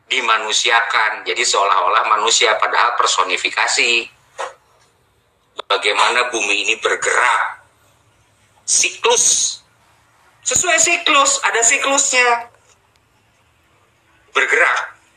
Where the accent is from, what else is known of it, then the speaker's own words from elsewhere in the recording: Java, Indonesia; yang jelas Bapak orang Jawa saya juga orang Jawa di Pulau Jawa maksudnya kita adalah orang Indonesia